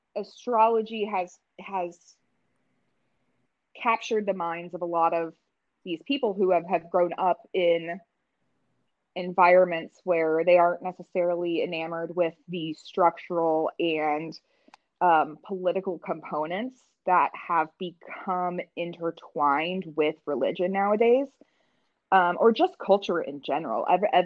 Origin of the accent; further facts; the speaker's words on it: Midwest, United States; like growing up in the Midwest, it's, you know, it's a lot of culture and a lot of our experiences are very monochromatic.